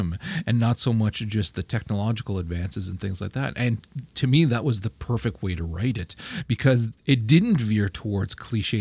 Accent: Canada; I'm Canadian

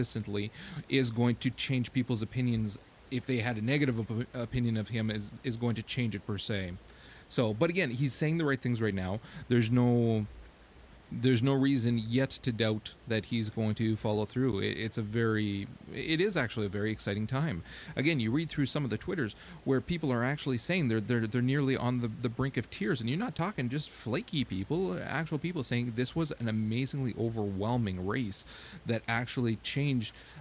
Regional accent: Canada; for being Canadian

